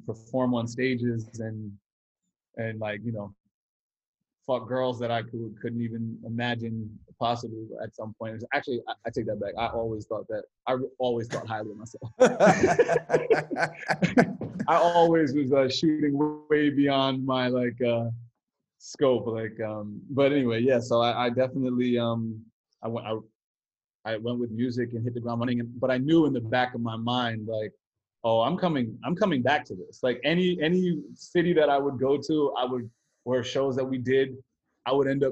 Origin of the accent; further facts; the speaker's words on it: upstate New York, United States; also born or lived in Brooklyn, New York; I spent the majority of my time in Brooklyn, but I grew up upstate New York, like went to high school upstate New York